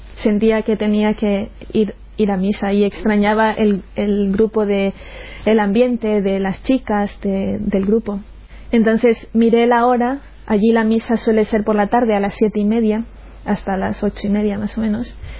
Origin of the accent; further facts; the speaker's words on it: Chone, Manabí, Ecuador; moved away; also born or lived in Portoviejo, Ecuador; aunque yo nací en Puerto Viejo, luego cuando mis padres se separaron nos fuimos a vivir a Chone